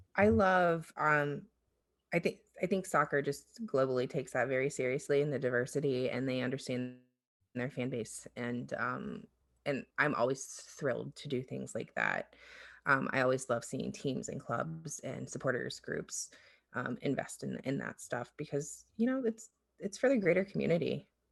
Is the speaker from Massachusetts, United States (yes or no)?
no; Ohio, United States; back home to Ohio